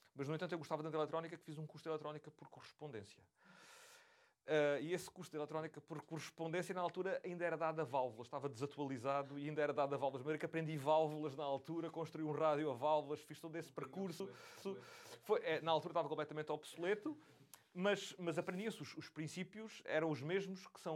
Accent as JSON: {"language": "Portuguese", "town": "Beja", "region": "Alentejo", "country": "Portugal", "tie": "born or raised there", "moved": "yes", "said": "Eu, crescendo em Beja, tinha a dificuldade acrescida de não conseguir ter acesso a lojas que vendessem componentes eletrónicos"}